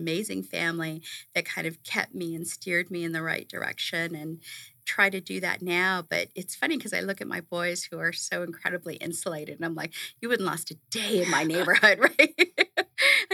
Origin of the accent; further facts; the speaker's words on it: Los Angeles, California, United States; moved away as an adult; also born or lived in New York, United States; now in Arizona, United States; I grew up in East LA and in a neighborhood where you had, you know, 2 options to get out.